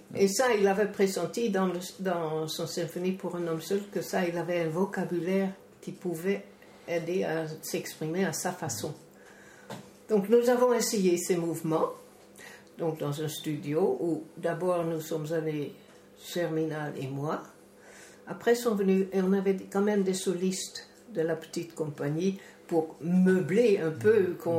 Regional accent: Netherlands; moved away; chez nous, en Hollande

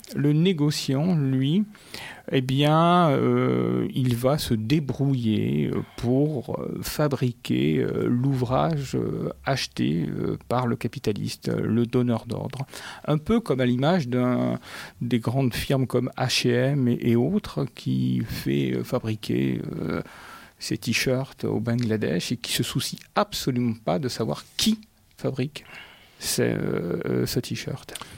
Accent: Paris, Île-de-France, France; moved away as an adult; also born or lived in Marseille; now in Paris and Marseille, France; Je suis un tout jeune Marseillais. Il y a 4 ans que j'ai découvert cette ville. Je viens de Paris.

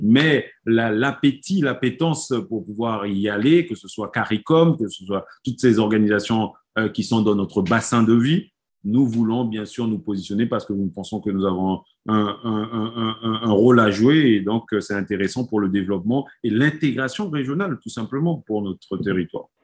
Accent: French Guiana; nous sommes Guyanais

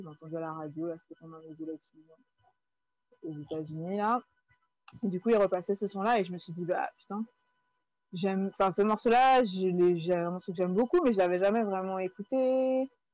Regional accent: Guadeloupe; j'ai grandi en Guadeloupe

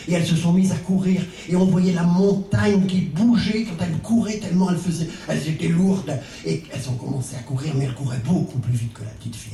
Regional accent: Brittany, France; vous avez dû voir mon accent, je ne suis pas spécifiquement islandais. Je suis même breton

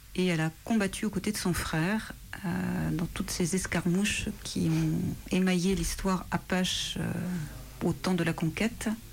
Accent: France; je suis française

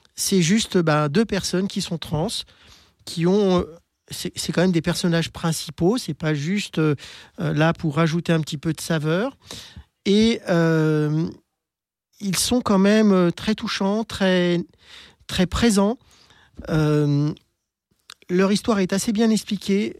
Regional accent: Lyon, Auvergne-Rhône-Alpes, France; je suis lyonnaise, donc ben, j'ai fait toute ma transition à Lyon

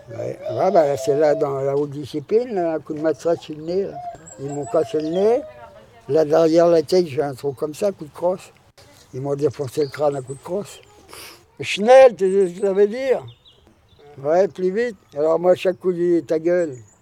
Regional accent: France; on est Français

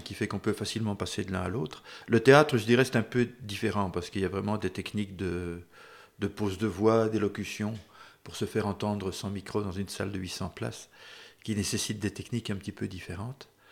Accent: Brussels, Brussels-Capital Region, Belgium; quand j'étais gamin, j'habitais donc à Bruxelles

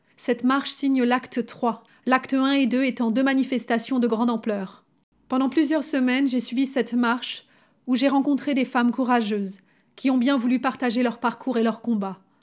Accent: Lyon region, Auvergne-Rhône-Alpes, France; Nous venons d'arriver dans la région lyonnaise, là où j'ai grandi.

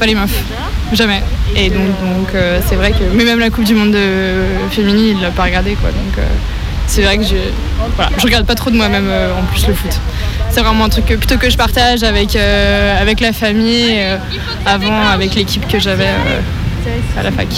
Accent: Lyon, Auvergne-Rhône-Alpes, France; je suis lyonnaise

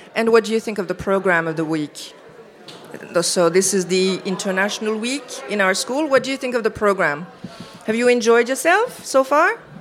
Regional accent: Iași, Iași County, Romania; English is a second language; I'm from Romania, uh, from a city in the eastern part of Romania, which is called Iași.

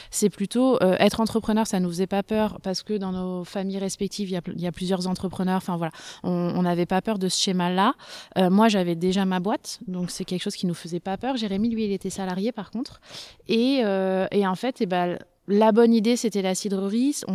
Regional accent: Normandy, France; now in Bordeaux, France; Eh ben, euh, déjà à la base on est normand, je pense que c'est une, précision qui est importante. Euh, donc on est normand, on a toujours vécu nous dans le cidre euh, dans notre enfance et on est arrivé à Bordeaux il y a une dizaine d'années

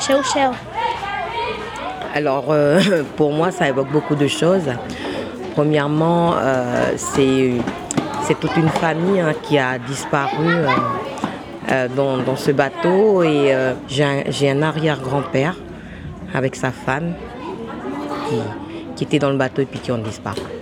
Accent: Maré, Loyalty Islands Province, New Caledonia; je suis originaire de Marais.

